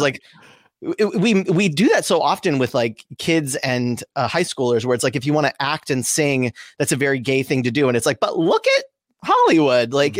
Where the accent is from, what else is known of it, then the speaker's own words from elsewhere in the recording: Southern California, United States; also born or lived in Sonoma County, California; I grew up in Southern California.